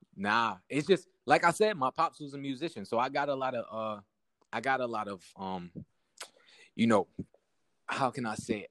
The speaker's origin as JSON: {"language": "English", "town": "Syracuse", "region": "New York", "country": "United States", "said": "I'm from Southside Syracuse. I gotta be, you know, I gotta let it be known where I'm from"}